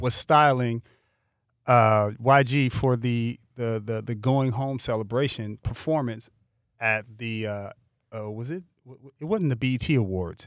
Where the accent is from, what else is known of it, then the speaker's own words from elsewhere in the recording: Pasadena, California, United States; now in Los Angeles, United States; when I was growing up in Altadena, Pasadena